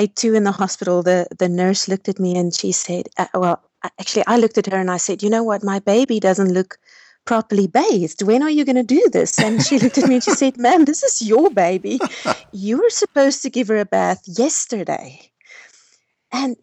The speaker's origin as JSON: {"language": "English", "town": "Pretoria", "region": "Gauteng", "country": "South Africa", "tie": "born or raised there", "said": "I'm born and bred in South Africa in a city called Pretoria"}